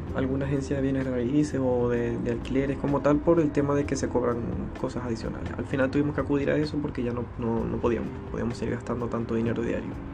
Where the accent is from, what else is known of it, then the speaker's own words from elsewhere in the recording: Maracaibo, Zulia, Venezuela; moved away as an adult; now in Chile; nací en Maracaibo, Venezuela